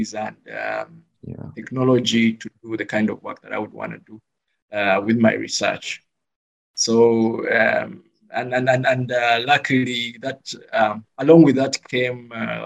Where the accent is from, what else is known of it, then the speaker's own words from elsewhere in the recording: Uganda; moved away as an adult; now in Cape Town, South Africa; I come from Uganda